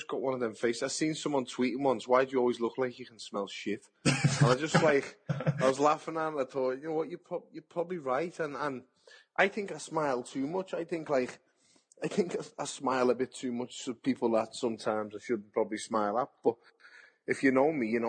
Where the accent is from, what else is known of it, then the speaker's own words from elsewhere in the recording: Liverpool, North West England, United Kingdom; I'm a boxer from Liverpool, England.